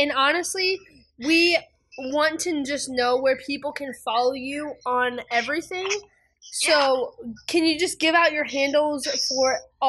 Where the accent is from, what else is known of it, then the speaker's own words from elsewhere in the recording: Cleveland, Ohio, United States; I'm actually from Cleveland, Ohio